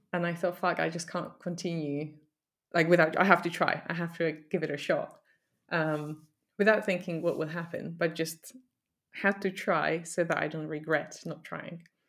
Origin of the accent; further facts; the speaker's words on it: Poland; moved away as an adult; now in United Kingdom; I grew up in Poland